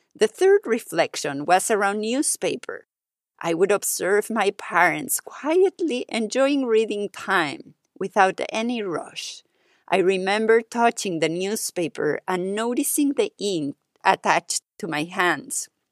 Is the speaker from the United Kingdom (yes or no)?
no; Mexico; now in Paris, France; my years growing up in Mexico.